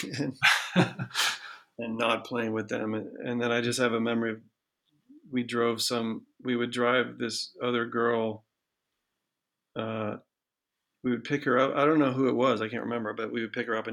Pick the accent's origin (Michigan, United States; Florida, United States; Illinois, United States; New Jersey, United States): Michigan, United States; Ann Arbor; Because I was born in Ann Arbor, but I don't remember. But then we moved out of Ann Arbor. I don't remember any of that. And then we moved back when I was 2